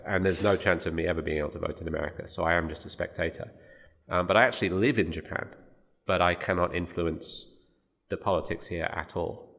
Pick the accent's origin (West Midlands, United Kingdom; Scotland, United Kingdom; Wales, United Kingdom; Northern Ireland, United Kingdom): West Midlands, United Kingdom; Birmingham; moved away; my hometown of Birmingham